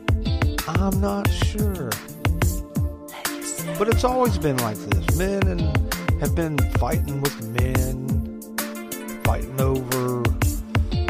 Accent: United States; I'm American

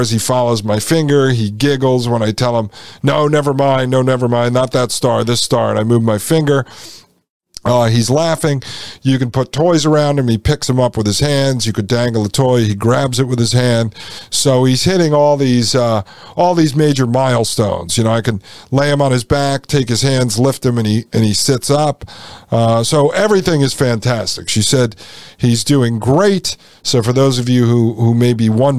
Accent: Connecticut, United States; I grew up in Connecticut in a small town of 10,000

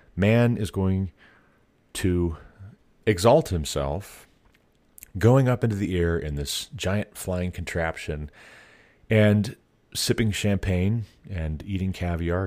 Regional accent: Montana, United States; moved away as an adult; also born or lived in Ohio; By the time we moved away from Ohio back to my home state of Montana

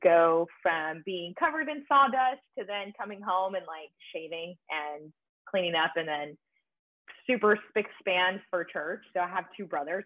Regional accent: Grand Prairie, Texas, United States; I grew up in Grand Prairie, Texas

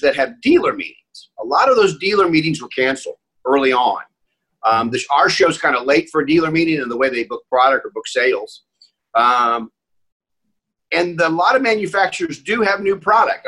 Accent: Indianapolis, Indiana, United States; I was born in Indianapolis

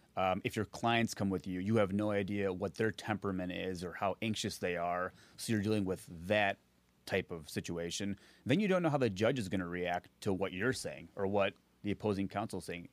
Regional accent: Naperville, Illinois, United States; I grew up in Naperville, Illinois

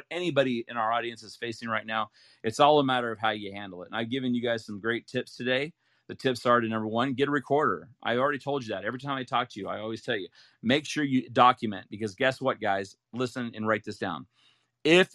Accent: Ohio, United States; moved away as an adult; also born or lived in Utah; I grew up in Ohio and went to college, Brigham Young University, and that's in Utah. And then I moved out here

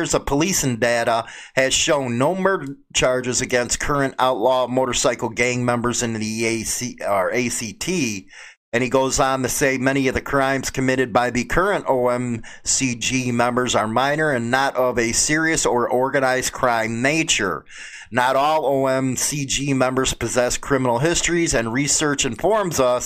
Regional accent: United States; as an American

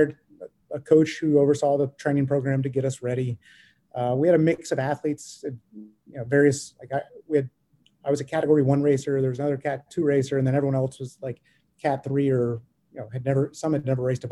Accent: the South, United States; we're from the South

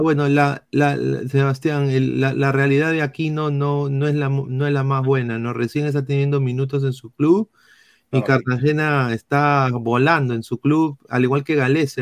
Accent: Peru; como peruanos

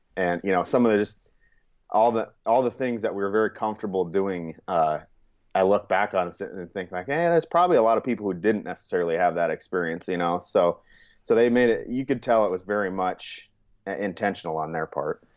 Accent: Churchill, Montana, United States; also born or lived in California; I'd say Montana. That was where I spent most of my childhood

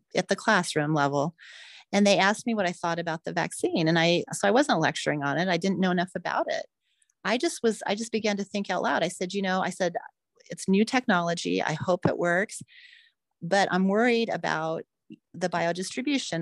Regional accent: United States

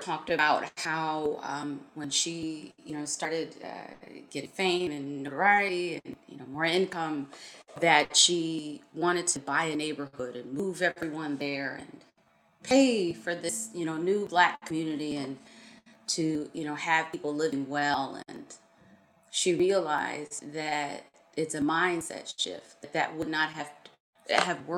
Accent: Buffalo, New York, United States; I grew up on Buffalo's East Side, and I'm proud to say that.

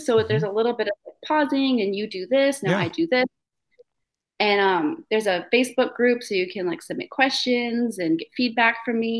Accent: Michigan, United States; moved away as an adult; also born or lived in Lafayette, Indiana; I'm from Michigan originally

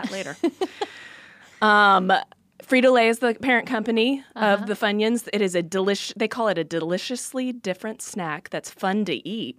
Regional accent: Texas, United States; You're from Texas. I'm from Texas.

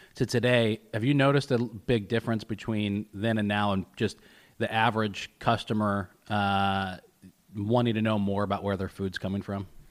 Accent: Westvale, New York, United States; I grew up in Westvale

